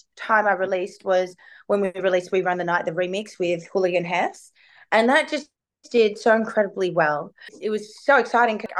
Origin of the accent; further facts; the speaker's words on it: Melbourne, Victoria, Australia; I'm from Melbourne